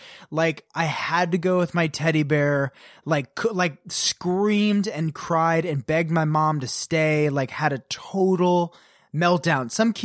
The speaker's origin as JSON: {"language": "English", "town": "Potomac", "region": "Maryland", "country": "United States", "tie": "born or raised there", "said": "I grew up in Potomac, Maryland, very different, but living in sort of a similar."}